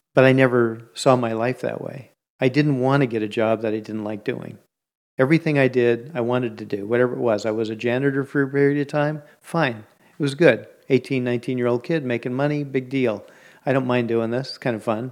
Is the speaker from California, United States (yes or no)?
yes; Bay Area, California, United States; I grew up in the Bay Area